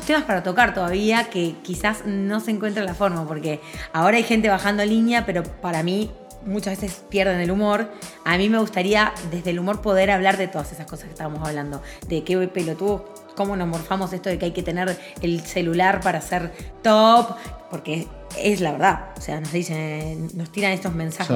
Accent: Montevideo, Uruguay; moved away as an adult; yo como uruguaya me fui de Uruguay porque me sentía siempre muy juzgada

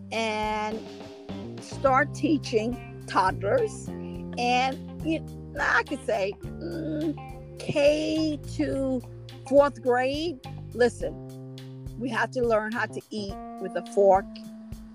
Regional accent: Haiti; now in Pennsylvania, United States; I am the Haitian princess. I am from Haiti.

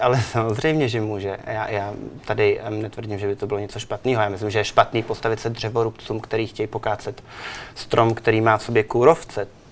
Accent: Czechia; moved away; also born or lived in New York / Milan / Barcelona; já jsem Čech

